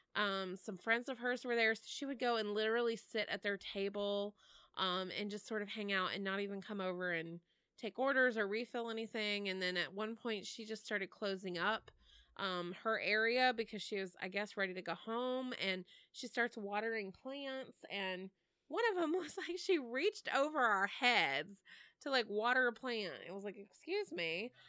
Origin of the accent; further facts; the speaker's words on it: Texas, United States; moved away; I'm from Texas originally